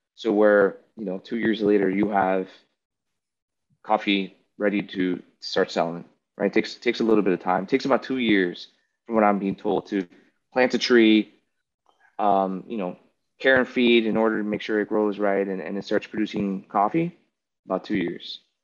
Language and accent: English; United States; I'm American, right? I'm spoiled.